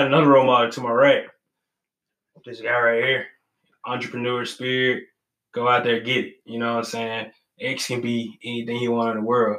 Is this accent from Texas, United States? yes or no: yes; Texas, United States; moved away; when I came from Texas, I was cocky. You know, I had been coached in Texas.